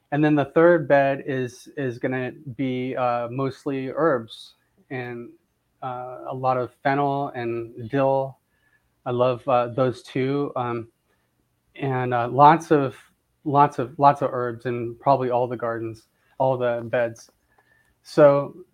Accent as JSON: {"language": "English", "region": "Southern California", "country": "United States", "tie": "born or raised there", "moved": "yes", "lives_now": "Florida, United States", "said": "I grew up in Southern California, and you know, I just loved gardening growing up there. And then when I moved to Florida"}